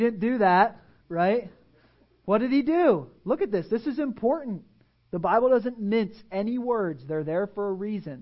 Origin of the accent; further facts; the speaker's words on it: Pennsylvania, United States; now in Tampa, United States; I grew up in Pennsylvania